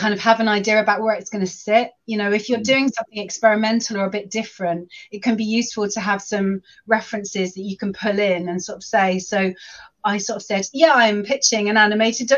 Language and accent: English; London, United Kingdom; moved away as an adult; now in Shropshire, United Kingdom; I grew up in London and I lived in London for a really long time, but then I got married and I moved to Shropshire